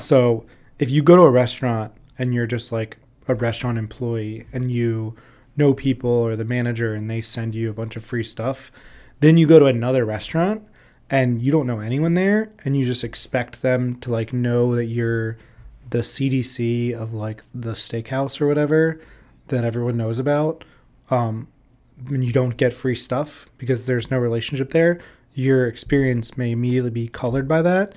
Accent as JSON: {"language": "English", "town": "Orlando", "region": "Florida", "country": "United States", "tie": "born or raised there", "also_born_or_lived": "Jackson, Mississippi / New Orleans, Louisiana", "moved": "as an adult", "lives_now": "Chicago, United States", "said": "I grew up in Florida in the early two thousands"}